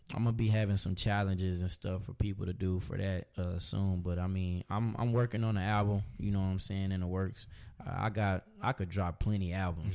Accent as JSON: {"language": "English", "town": "Austin", "region": "Texas", "country": "United States", "tie": "born or raised there", "also_born_or_lived": "Pflugerville, Texas", "said": "Austin, born and raised."}